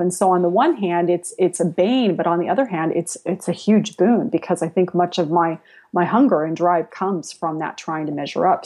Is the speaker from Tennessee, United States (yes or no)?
no; San Jose, California, United States; also born or lived in Spain / Latin America; I grew up on the West Coast. I grew up in San Jose before it was Silicon Valley